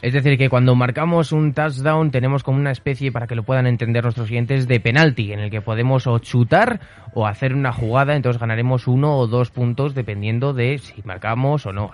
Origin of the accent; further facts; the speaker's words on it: Zaragoza, Aragon, Spain; en Zaragoza, en nuestra propia ciudad